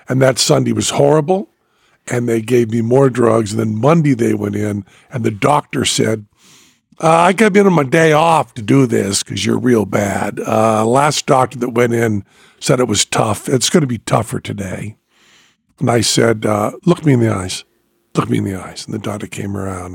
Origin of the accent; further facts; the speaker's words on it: Western Massachusetts, United States; now in Las Vegas, United States; I was from Western Massachusetts.